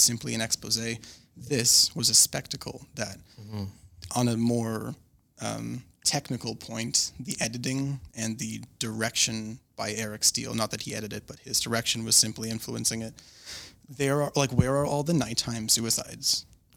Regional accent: Canada; I'm also Canadian

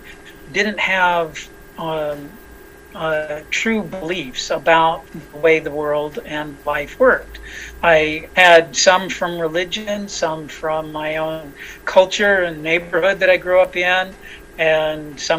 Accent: Los Angeles, California, United States; I was born in Hollywood, California

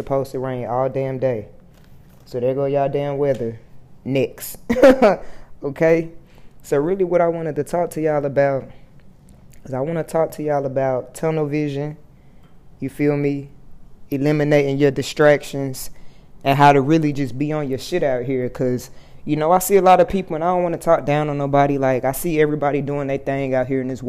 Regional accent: Fort Worth, Texas, United States; moved away as an adult; also born or lived in Atlanta / Miami, Florida; I moved back home to Texas. You know, I'm from Fort Worth, Texas

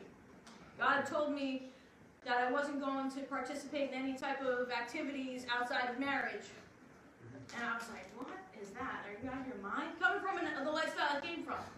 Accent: Long Island, New York, United States; I'm from Long Island, New York.

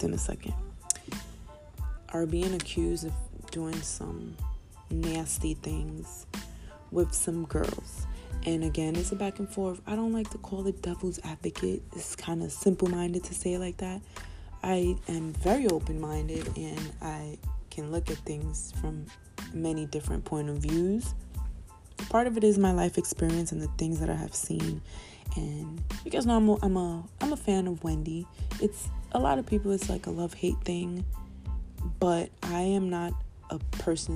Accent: New York, United States; as a New Yorker

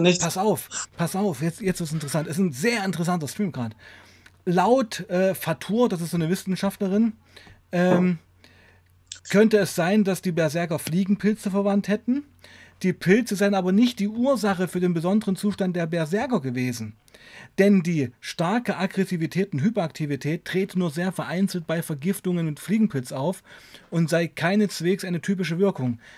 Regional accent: Weißenfels, Saxony-Anhalt, Germany; bei uns in Weißenfels

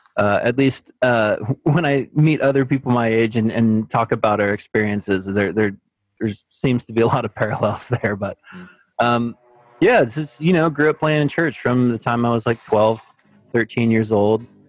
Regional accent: McAlester, Oklahoma, United States; also born or lived in Houston, Texas / Edmond, Oklahoma; I was born in Texas. I lived there for a little while, but most of my life I grew up in Oklahoma

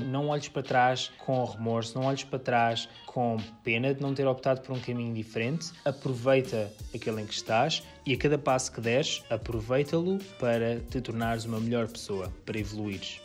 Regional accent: Portugal; moved away as an adult; also born or lived in San Francisco, United States

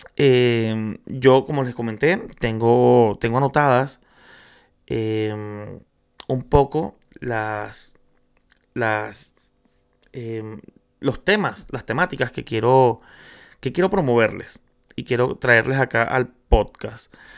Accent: Venezuela; now in Chile; soy venezolano, me encuentro en Chile, soy inmigrante

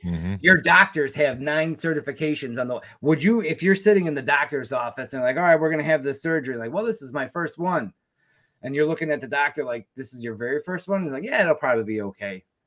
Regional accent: United States; I was a technician from the United States

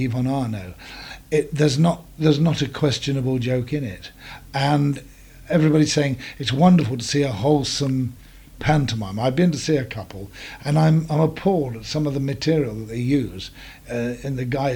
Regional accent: Leicestershire, East Midlands, United Kingdom; also born or lived in Farnham, Surrey; I was born in Farnham in Surrey, and I was brought up in Leicestershire

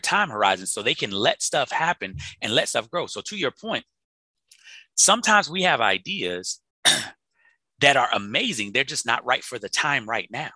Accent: Chicago, Illinois, United States; I'm from Chicago, so you know we got the it's the windy city.

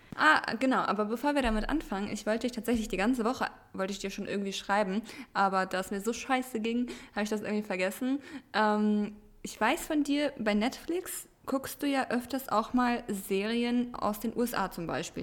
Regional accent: Germany; first language Russian; German is a second language; Ich wurde zwar in Deutschland geboren, habe bis auf mein Amerika-Jahr ja auch mein Leben lang in Deutschland gelebt

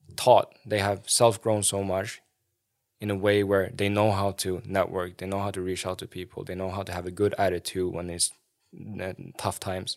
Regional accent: Sweden; I remember when I was growing up in Sweden

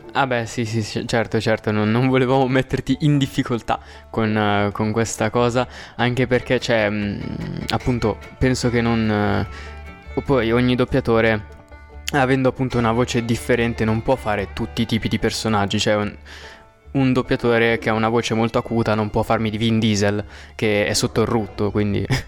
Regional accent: Milan, Lombardy, Italy; io sono di Milano

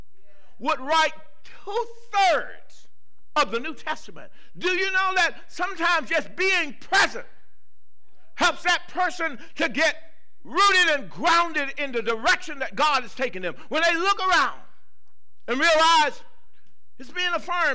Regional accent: the South, United States; I grew up in the South. I grew up in a little small town

